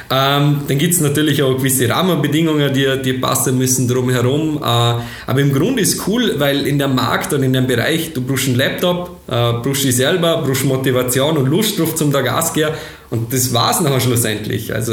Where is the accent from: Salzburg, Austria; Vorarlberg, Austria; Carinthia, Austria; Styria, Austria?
Vorarlberg, Austria; Schwarzach; Äh, ich komme aus Bildster bzw.